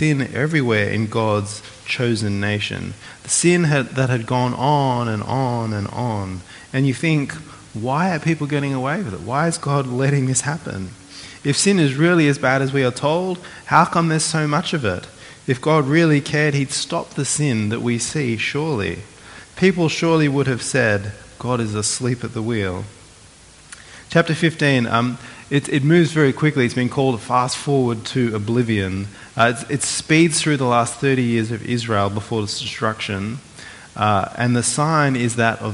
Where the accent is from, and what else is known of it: Australia